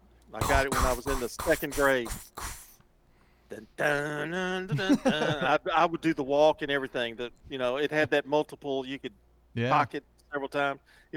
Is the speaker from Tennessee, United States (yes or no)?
yes; Murfreesboro, Tennessee, United States; also born or lived in Nashville / Hartsville; I moved from Nashville when I was five. And, Hartsville, when I was seven, from Hartsville. A small, small, just very, very small town, to Murfreesboro. And I thought Murfreesboro was kind of big at the time.